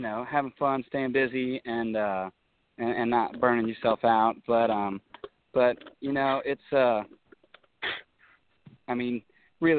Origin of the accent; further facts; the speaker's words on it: Baton Rouge, Louisiana, United States; moved away as an adult; now in Nashville, United States; I grew up in Baton Rouge, Louisiana